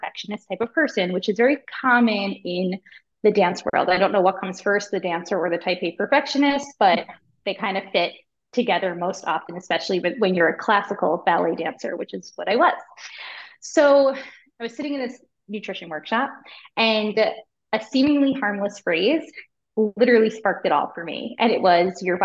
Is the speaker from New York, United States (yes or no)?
yes; Long Island, New York, United States; I'm from Long Island